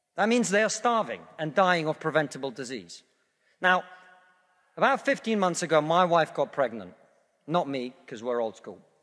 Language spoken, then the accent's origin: English; Russia; now in United Kingdom; I come from Russia, which is not a poor country